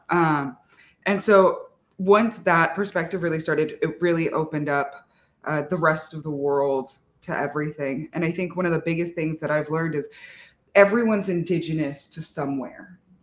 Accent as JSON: {"language": "English", "region": "Arizona", "country": "United States", "said": "I'm from Navajo Nation, Dineta, uh, in Arizona"}